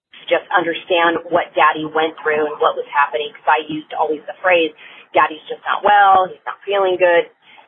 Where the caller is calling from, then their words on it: California, United States; I'm calling from California